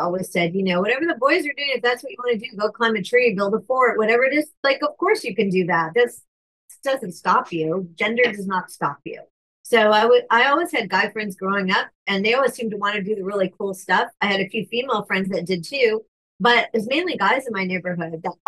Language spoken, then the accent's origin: English; Hermosa Beach, California, United States; small towns like where I grew up, Hermosa Beach